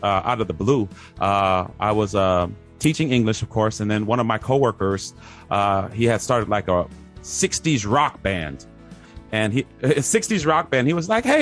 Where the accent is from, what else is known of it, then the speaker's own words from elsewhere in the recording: Phoenix, Arizona, United States; moved away as an adult; also born or lived in Oklahoma; now in Taipei, Taiwan; I'm actually from Phoenix, Arizona